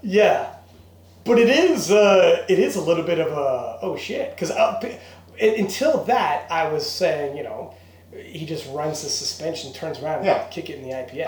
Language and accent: English; Canada; we're Canadian